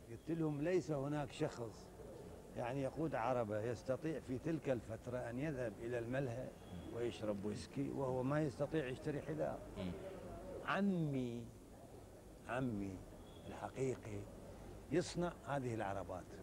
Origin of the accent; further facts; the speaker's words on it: Iraq; انا ممثل عراقي وعربي ايضا وجمهوري مو الماني